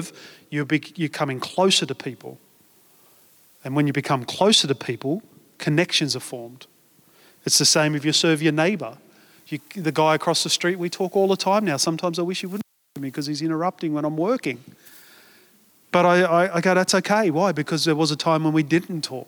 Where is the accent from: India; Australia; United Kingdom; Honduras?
Australia; we're Australian